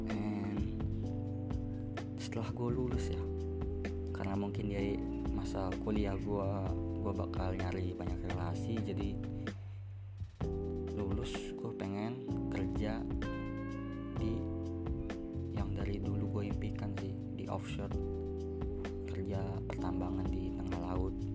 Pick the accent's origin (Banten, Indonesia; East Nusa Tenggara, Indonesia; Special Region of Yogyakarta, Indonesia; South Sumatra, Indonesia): Banten, Indonesia; Serang; oh iya jurusan gua jurusan teknik pertambangan asal gua Serang Banten